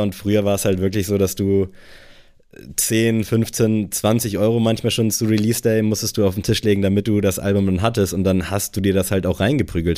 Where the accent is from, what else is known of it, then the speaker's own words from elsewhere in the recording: Buxtehude, Lower Saxony, Germany; moved away as an adult; also born or lived in Kiel; diese Base in Buxtehude